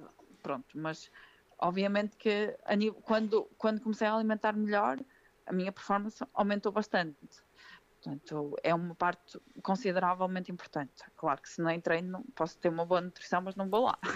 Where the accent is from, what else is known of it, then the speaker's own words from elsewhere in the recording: Sernancelhe, Norte, Portugal; moved away; eu não sou daqui, sou do Sernancelho